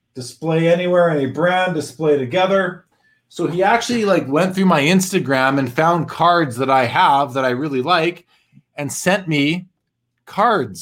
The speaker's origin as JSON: {"language": "English", "country": "Canada", "tie": "born or raised there"}